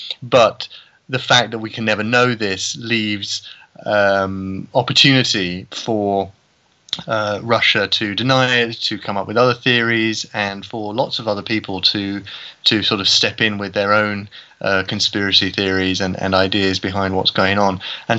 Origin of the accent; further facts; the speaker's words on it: United Kingdom; now in Åland Islands, Finland; I am a British writer.